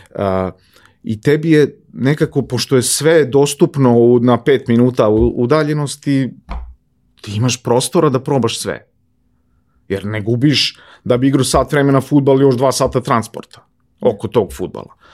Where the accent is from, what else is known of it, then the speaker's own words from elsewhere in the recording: Topola, Šumadija, Serbia; now in Belgrade, Serbia; odrastao sam na Oplencu, Oplenac je divno mesto za odrastanje.